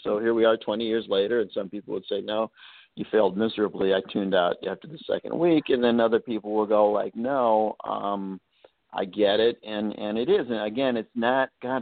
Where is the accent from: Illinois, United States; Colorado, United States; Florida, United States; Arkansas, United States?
Illinois, United States; Chicago; I grew up in Chicago